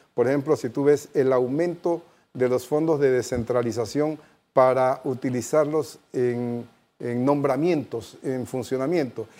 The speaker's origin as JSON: {"language": "Spanish", "country": "Panama", "said": "como panameños"}